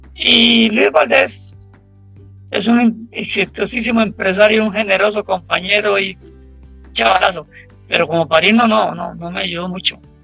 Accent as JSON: {"language": "Spanish", "town": "Abangares", "region": "Guanacaste", "country": "Costa Rica", "tie": "born or raised there", "said": "Avangares, que es el cantón donde yo nací"}